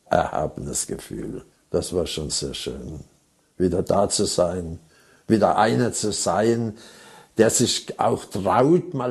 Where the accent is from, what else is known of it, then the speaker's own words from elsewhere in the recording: Heidelberg, Baden-Württemberg, Germany; Heidelberg ist meine Heimat. Ich bin in Heidelberg geboren